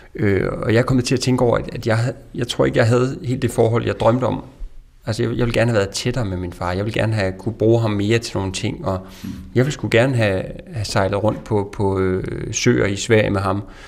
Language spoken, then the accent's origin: Danish; Sønder Felding, Central Denmark Region, Denmark; moved away; i mit barndomshjem i Sønderfælling